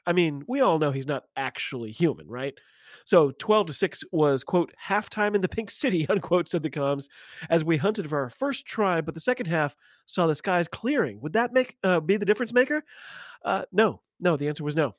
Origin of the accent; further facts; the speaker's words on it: United States; I'm an American rugby fan